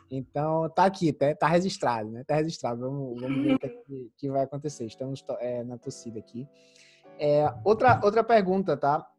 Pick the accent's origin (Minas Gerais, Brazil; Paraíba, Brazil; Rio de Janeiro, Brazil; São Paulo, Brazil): Paraíba, Brazil; Santa Luzia; moved away; também vim de cidade pequena, né? Como eu, como eu te falei, eu vim de Santa Luzia, que é uma cidade de 14 mil habitantes no interior da Paraíba.